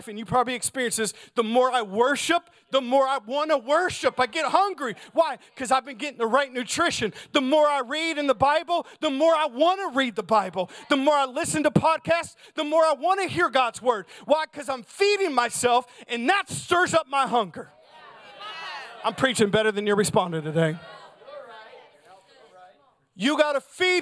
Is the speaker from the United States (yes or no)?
yes; United States; as American Christians